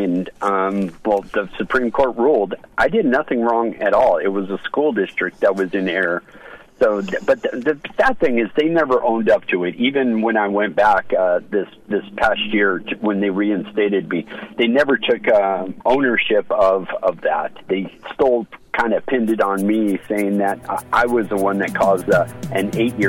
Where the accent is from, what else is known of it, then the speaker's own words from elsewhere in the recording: United States; having my rights given back to me as an American.